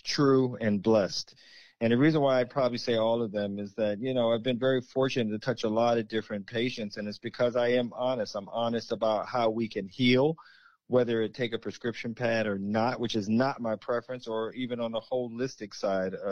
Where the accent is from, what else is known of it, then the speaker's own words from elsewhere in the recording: Hampton, Virginia, United States; also born or lived in Richmond, Virginia; Where I'm from is the south, in Richmond, Virginia. Where I grew up in Hampton